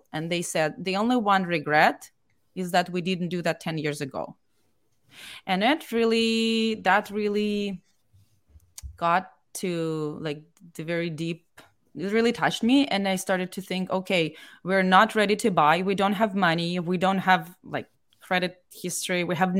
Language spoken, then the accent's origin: English; Moscow, Russia; because we came from Moscow and it's like many million people, very large city, right?